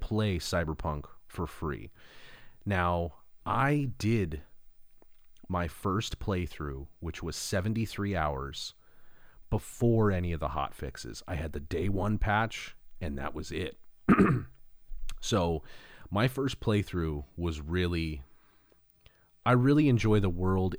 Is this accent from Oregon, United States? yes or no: no; Los Angeles, California, United States; also born or lived in Arizona / Seattle; Los Angeles, the San Fernando Valley is, is, is my hometown.